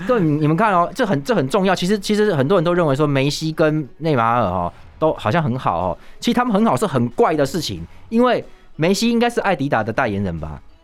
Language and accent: Chinese; Taiwan; 我们台湾人